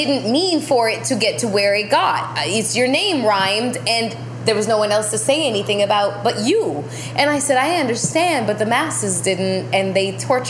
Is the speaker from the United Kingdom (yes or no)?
no; Canada; I don't diss people. I'm Canadian.